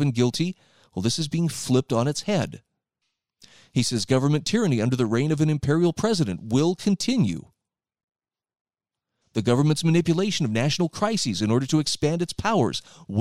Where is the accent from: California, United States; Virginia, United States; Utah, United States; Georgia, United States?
Utah, United States; here where I live in my home state of Utah